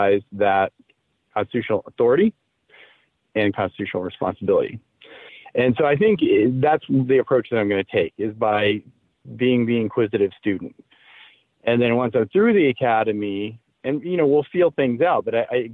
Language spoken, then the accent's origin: English; Indiana, United States; I grew up in the Midwest, you know, in Indiana during the 70s and 80s was when I was in school